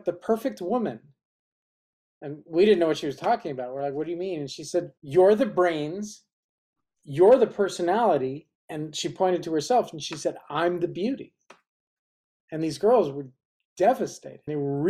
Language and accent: English; Berkeley, California, United States; moved away as an adult; also born or lived in New York; now in Los Angeles, United States; I actually grew up in Berkeley, California